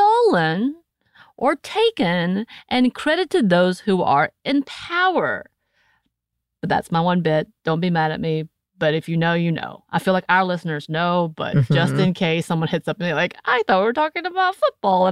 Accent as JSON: {"language": "English", "country": "United States", "said": "I'm still American"}